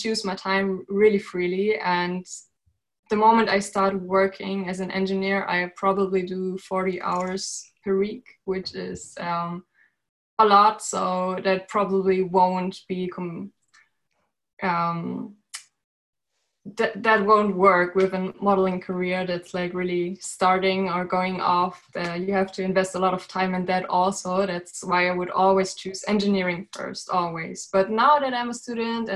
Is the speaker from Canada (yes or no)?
no; Berlin, Germany; I'm currently studying in Berlin, my hometown, the town I was born in.